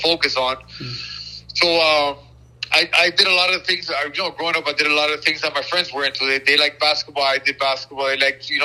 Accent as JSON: {"language": "English", "town": "Miami", "region": "Florida", "country": "United States", "tie": "born or raised there", "said": "I was born and raised in Miami, Florida"}